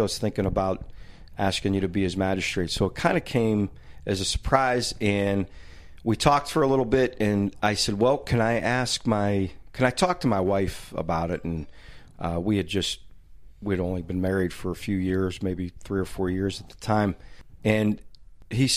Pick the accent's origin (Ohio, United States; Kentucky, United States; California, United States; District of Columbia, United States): Ohio, United States; Youngstown; I was born and raised here in Youngstown on the south side